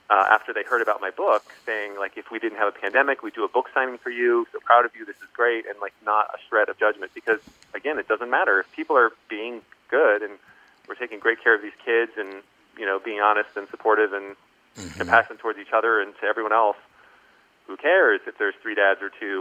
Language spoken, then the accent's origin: English; Columbia, Maryland, United States; moved away; also born or lived in Pennsylvania / Central Virginia / Boston; grew up in Columbia, Maryland